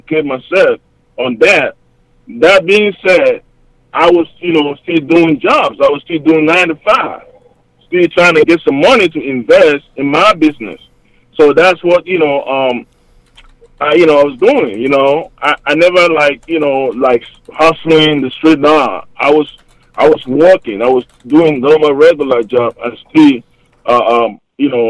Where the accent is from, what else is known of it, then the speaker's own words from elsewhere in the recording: Hamburg, Germany; moved away as an adult; also born or lived in Cameroon; now in United States; I'm originally from Cameroon, 237 Stand Up. That's the middle part of West Africa, close to Nigeria. Then I moved to Germany at a young age